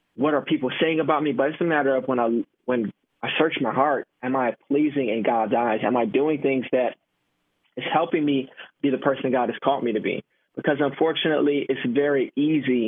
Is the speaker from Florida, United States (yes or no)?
yes; Miami, Florida, United States; moved away as an adult; now in Tampa, United States; I'm born and raised in Miami, Florida, Jamaican background